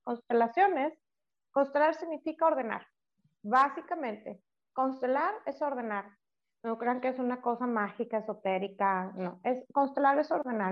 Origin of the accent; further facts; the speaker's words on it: Monterrey, Nuevo León, Mexico; somos de Monterrey